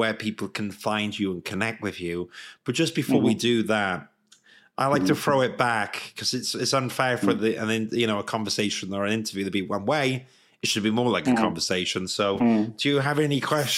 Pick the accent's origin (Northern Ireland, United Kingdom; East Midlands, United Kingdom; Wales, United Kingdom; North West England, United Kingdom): Wales, United Kingdom; Swansea; moved away as an adult; also born or lived in London; as a Welsh man, moving from Swansea to London was a big deal at the time